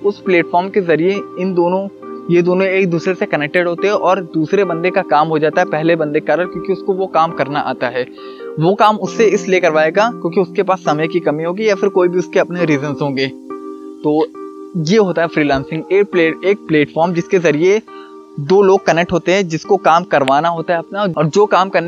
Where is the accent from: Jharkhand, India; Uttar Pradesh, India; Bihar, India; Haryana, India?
Uttar Pradesh, India; Gonda; मैं वैसे मेरा होम टाउन गोंडा सिटी से बिलोंग करता है